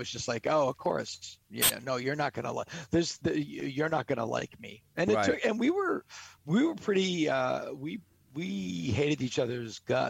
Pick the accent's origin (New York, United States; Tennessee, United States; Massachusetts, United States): Massachusetts, United States; or the middle of Massachusetts, Western; also born or lived in Boston; I moved to Boston from Western Massachusetts, mm-hmm. or the middle of Massachusetts where I grew up.